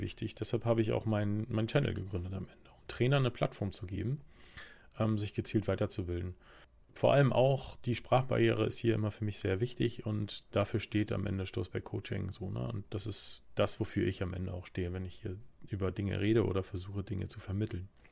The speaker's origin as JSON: {"language": "German", "country": "Germany", "said": "wir als Deutsche"}